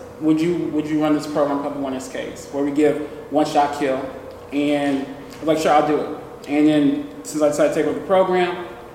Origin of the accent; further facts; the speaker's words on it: Houston, Texas, United States; I'm from Houston, Texas.